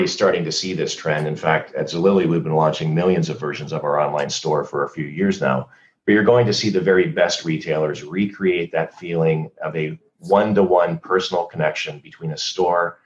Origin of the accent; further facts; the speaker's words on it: United States; moved away as an adult; also born or lived in Canada; I'm an American, but I also became a Canadian citizen during the many years that I lived in Canada